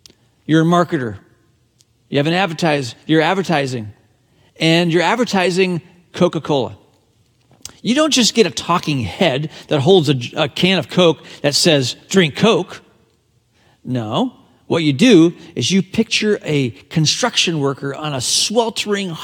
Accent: Hong Kong; the British colony of Hong Kong, my hometown

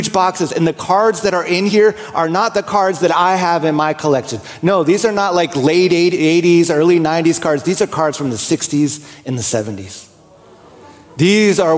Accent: New Jersey, United States; I grew up in New Jersey

